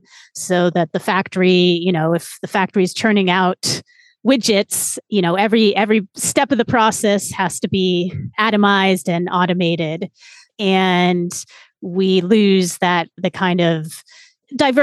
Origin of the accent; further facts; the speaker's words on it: San Francisco, California, United States; moved away as an adult; I grew up in San Francisco